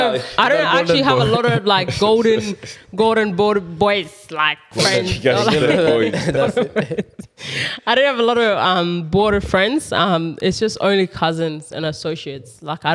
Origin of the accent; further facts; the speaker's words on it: Kenya; born there; because I was born in Kenya, but I came straight.